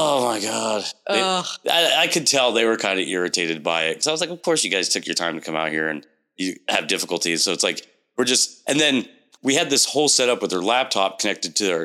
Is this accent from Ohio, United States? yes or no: no; Portland, Oregon, United States; moved away as an adult; now in Vancouver, United States; growing up in Portland